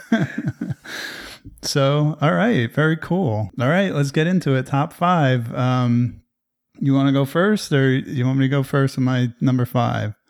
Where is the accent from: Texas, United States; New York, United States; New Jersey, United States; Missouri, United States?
New Jersey, United States; I'm from New Jersey